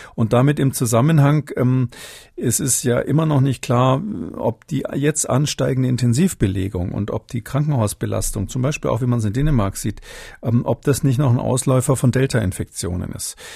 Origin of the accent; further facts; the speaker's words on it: Munich, Bavaria, Germany; gebürtiger Münchner bin